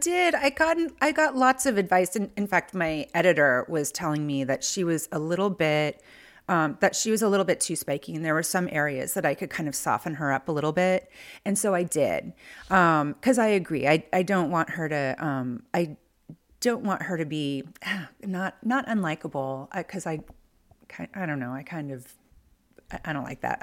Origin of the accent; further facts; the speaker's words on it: near San Francisco, Bay Area, California, United States; moved away as an adult; also born or lived in Chicago / Los Angeles; now in Philadelphia, United States; I grew up near San Francisco